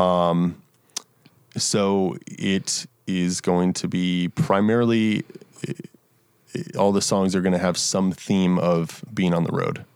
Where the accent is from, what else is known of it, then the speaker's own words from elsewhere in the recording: Montgomery County, Maryland, United States; moved away as an adult; also born or lived in Frederick, Maryland; now in Nashville, United States; I grew up in, in, uh, Montgomery County, which is, like, forty-five minutes from D C.